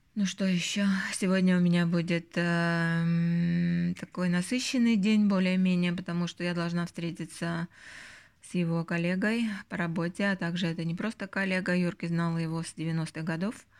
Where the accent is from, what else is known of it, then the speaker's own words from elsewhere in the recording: Northern Belarus, Belarus; now in Helsinki, Finland; у нас вот в Белоруссии, в Северной Белоруссии и в Латвии